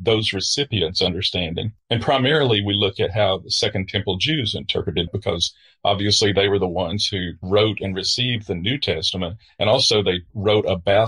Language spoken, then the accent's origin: English; Southern United States, United States; I'm a Southerner